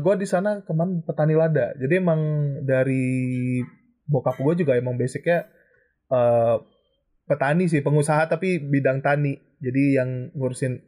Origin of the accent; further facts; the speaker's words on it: Aceh, Indonesia; moved away as an adult; now in Jakarta, Indonesia; gue dari Aceh, tapi sekarang lagi di Jakarta kebetulan